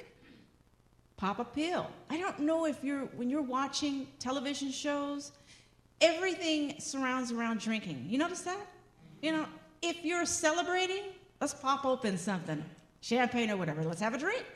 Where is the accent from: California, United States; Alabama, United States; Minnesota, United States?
California, United States; Los Angeles; growing up in Los Angeles, the color of my skin, I was discriminated against